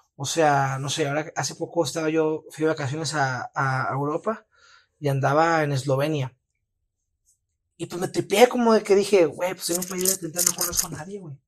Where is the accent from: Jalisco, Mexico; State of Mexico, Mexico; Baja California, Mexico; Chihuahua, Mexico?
Chihuahua, Mexico; moved away as an adult; now in Mexico City, Mexico; siento que el clima de aquí me ha hecho muy, muy débil con el clima de mi ciudad natal